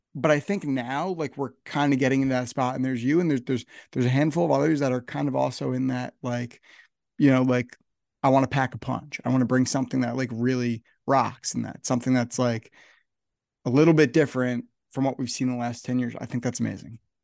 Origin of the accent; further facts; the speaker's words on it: New Jersey, United States; I'm from New Jersey, so I'm up here in New Jersey